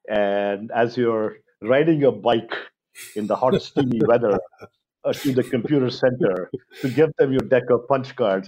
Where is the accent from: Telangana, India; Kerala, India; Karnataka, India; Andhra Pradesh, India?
Karnataka, India; Mangalore; moved away; I grew up in Mangalore in India. It's a little town by the coast, the Arabian Sea coast of India.